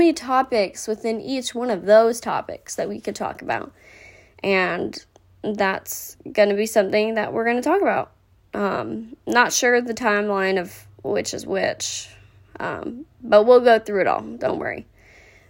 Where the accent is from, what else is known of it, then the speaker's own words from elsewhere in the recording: Rowlett, Texas, United States; I grew up in Rowlett, Texas